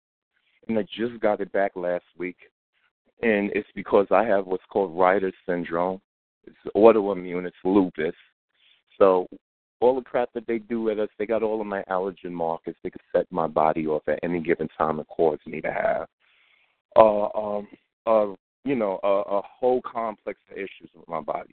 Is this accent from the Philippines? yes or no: no; New York City, New York, United States; I'm from Crown Heights, East New York, Flatbush, in Brooklyn, New York. All right, that's where I grew up at.